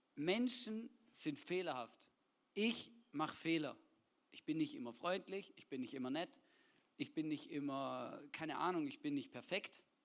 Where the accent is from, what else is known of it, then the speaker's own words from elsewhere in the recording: Swabia, Baden-Württemberg, Germany; ich bin ja gebürtiger Schwabe